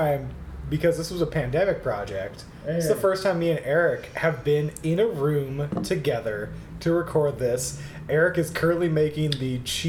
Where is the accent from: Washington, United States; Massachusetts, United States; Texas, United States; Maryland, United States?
Washington, United States; Seattle; I am from Seattle, Washington.